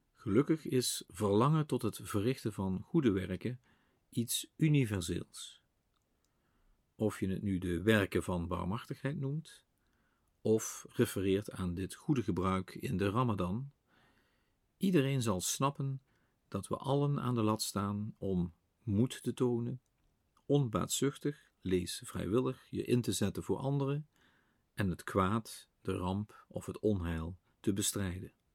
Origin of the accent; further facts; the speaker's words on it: Limburg, Netherlands; bij ons in Limburg het draaksteken in Bezel